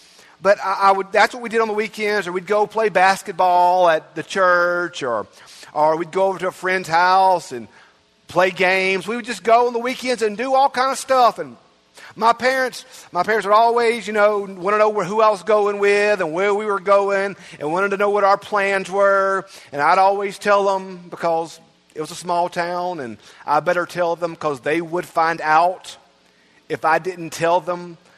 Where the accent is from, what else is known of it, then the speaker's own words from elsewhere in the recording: Bogue Chitto, near Brookhaven, Mississippi, United States; I'm from Brookhaven. And if folks give me that look of recognition like, oh, I know Brookhaven, then I say, okay, well, I'm actually from Bogachitta.